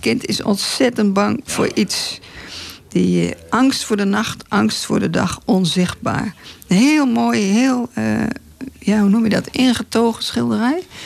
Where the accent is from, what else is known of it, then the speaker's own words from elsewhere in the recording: Breda, North Brabant, Netherlands; Ik kom uit Breda, wij hebben daar geen water.